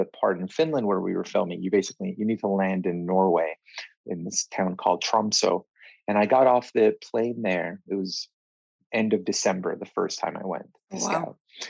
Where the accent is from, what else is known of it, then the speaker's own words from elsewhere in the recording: Israel; now in London, United Kingdom; I was born here in London, but we left when I was just about three and moved to Israel.